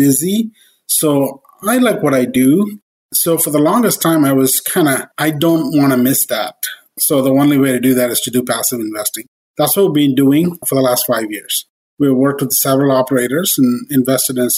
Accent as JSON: {"language": "English", "country": "India", "moved": "as an adult", "said": "I came from India with the master's, and I came here to do my master's"}